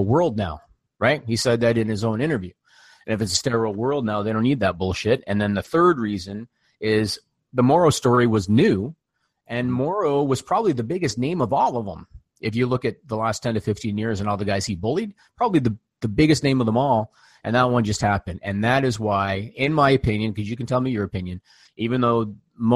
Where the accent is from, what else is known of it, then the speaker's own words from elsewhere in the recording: Ontario, Canada; grew up in Ontario